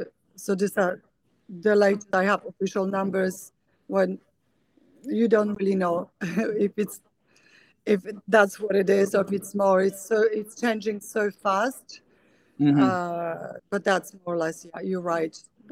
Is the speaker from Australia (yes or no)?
no; Poland; moved away as an adult; also born or lived in England; now in United States; I was born in Poland. That's probably the biggest point. And I lived there for over 20 years of my first 20 years of my life before I moved to England to study, where I lived for 20 years, and now I'm based in US.